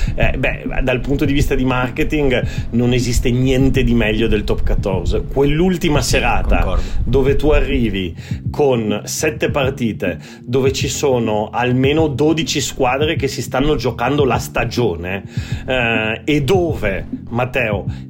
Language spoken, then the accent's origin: Italian; Turin, Piedmont, Italy; io sono torinese di nascita